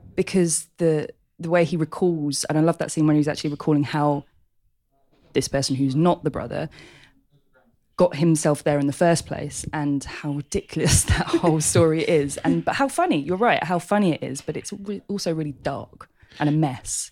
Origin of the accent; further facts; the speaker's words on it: London, United Kingdom; born and bred in Hackney.